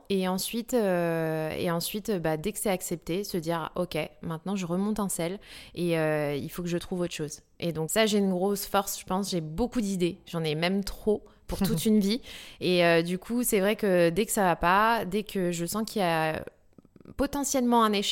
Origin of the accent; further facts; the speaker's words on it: New Caledonia; je suis née en Nouvelle-Calédonie et j'ai vraiment été au contact à la nature très très jeune.